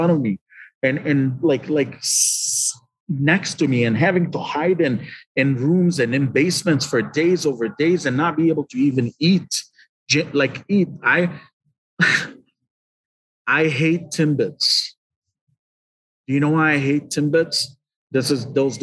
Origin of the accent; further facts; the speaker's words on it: Liberia; moved away as an adult; also born or lived in Lebanon; now in Detroit, United States; I was born in Liberia